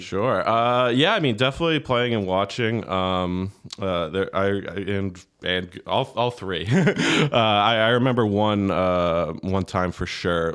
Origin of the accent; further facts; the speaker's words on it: Plainville, Massachusetts, United States; now in Nantucket, United States; I grew up in, uh, Plainville, Mass, um, small town right on the border with Rhode Island